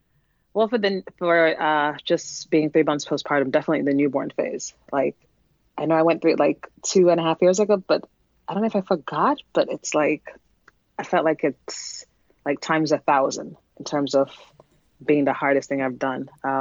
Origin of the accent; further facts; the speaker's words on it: New York, United States; now in New Jersey, United States; I am from New York, now living in New Jersey, and I'm a mom of two.